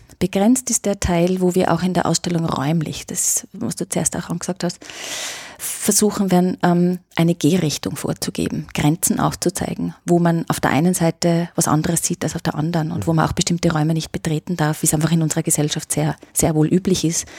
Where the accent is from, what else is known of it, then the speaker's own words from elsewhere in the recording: Austria; bei uns in Österreich